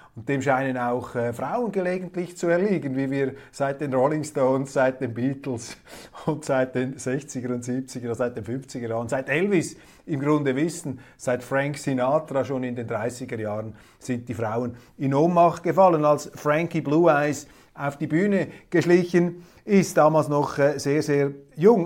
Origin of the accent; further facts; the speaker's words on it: Zurich, Switzerland; auch als Zürcher. Wir Zürcher